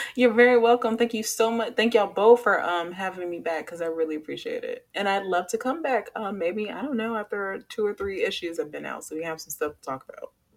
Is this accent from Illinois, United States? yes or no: yes; Chicago, Illinois, United States; now in Charlotte, United States; I'm from Chicago